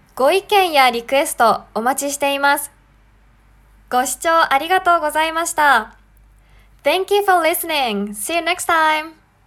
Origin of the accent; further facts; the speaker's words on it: Japan; also born or lived in Sendai, Japan; 日本人です